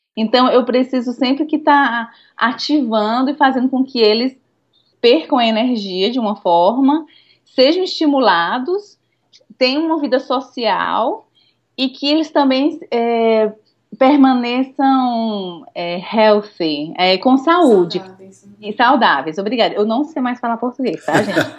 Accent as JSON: {"language": "Portuguese", "town": "Fortaleza", "region": "Ceará", "country": "Brazil", "also_born_or_lived": "Denmark", "moved": "as an adult", "lives_now": "Stockholm, Sweden", "said": "que venho de Fortaleza, Nordeste, que não existe inverno"}